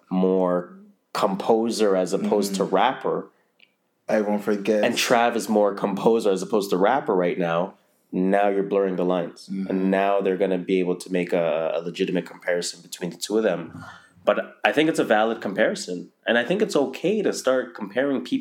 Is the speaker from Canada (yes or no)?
yes; Toronto, Ontario, Canada; I grew up in North